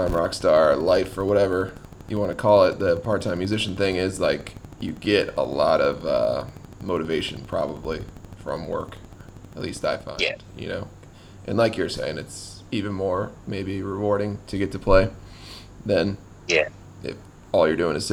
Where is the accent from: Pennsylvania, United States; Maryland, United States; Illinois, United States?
Maryland, United States; Laurel; I grew up in South Laurel